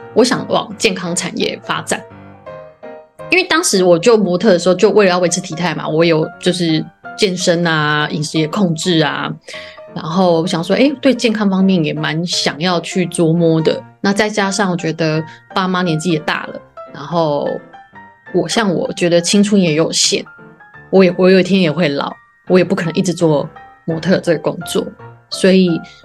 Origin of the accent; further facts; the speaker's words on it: Yunlin County, Taiwan; 因为我是云林人，我中南部的小孩